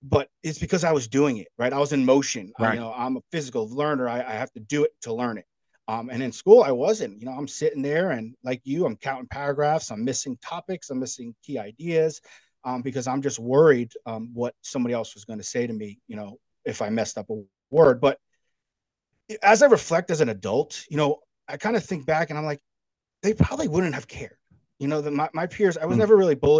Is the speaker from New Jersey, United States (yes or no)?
yes; New Jersey, United States; moved away as an adult; now in Charleston, United States; I grew up in New Jersey my whole life, and then I moved down here in 2016 to Charleston, South Carolina.